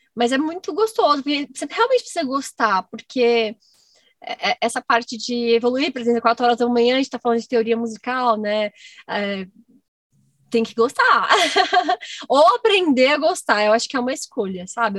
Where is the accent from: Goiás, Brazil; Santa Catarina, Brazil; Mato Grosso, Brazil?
Goiás, Brazil; moved away as an adult; also born or lived in Minas Gerais; eu nasci em Goiás, hum. eu morava em fazenda, e eu só ia com meu pai e com a minha mãe em festa de peão, assim, na fazenda. Até os meus 18 anos